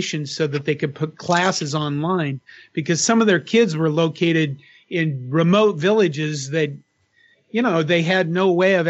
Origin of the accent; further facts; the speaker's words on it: Western Nebraska, United States; When I grew up in Western Nebraska, we didn't have any foreign languages that I remember